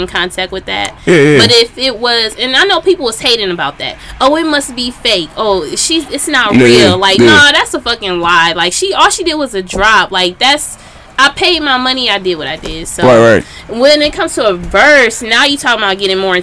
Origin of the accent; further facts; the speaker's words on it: Milwaukee, Wisconsin, United States; I'm from Milwaukee